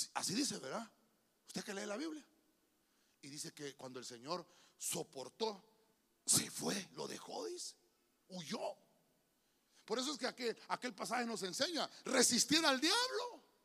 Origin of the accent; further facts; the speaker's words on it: San Pedro Sula, Cortés, Honduras; Yo soy de San Pedro. San Pedro Sauna